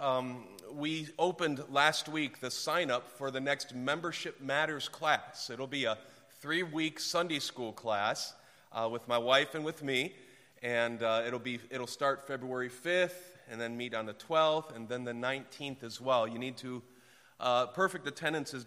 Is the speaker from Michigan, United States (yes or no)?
yes; Detroit, Michigan, United States; also born or lived in Clarkston, Michigan; I was born downtown Detroit at Hutzel Hospital and I grew up in the auto industry